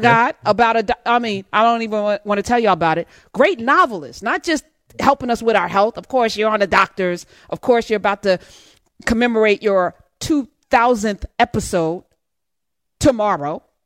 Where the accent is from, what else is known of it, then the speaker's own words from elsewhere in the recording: East Orange, New Jersey, United States; I'm from East Orange